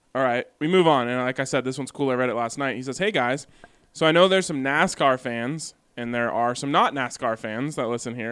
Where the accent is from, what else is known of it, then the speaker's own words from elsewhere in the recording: Boulder, Colorado, United States; growing up in Boulder